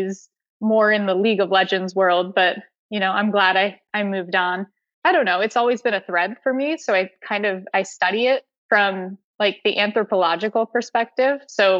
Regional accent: Connecticut, United States; So my family had a family business that was in retail. And so I grew up doing a lot of thin

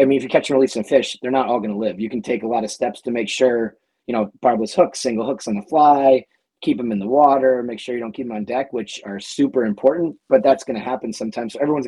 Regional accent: Connecticut, United States; now in Winthrop, Massachusetts, United States; I grew up in Connecticut, but my family's all from Buffalo

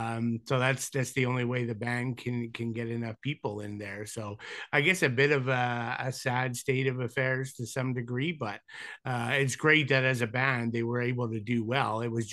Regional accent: Canada; always had a connection being Canadian

